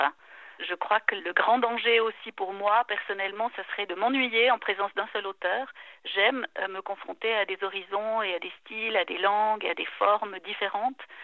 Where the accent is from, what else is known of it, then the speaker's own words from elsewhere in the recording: La Chaux-de-Fonds, Neuchâtel, Switzerland; moved away as an adult; also born or lived in Lausanne / Basel; now in German-speaking Switzerland; j'ai grandi à Neuchâtel, à La Chaux-de-Fonds, à Lausanne aussi un peu, mais au moment d'entrer à l'université, je suis allée vivre à Bâle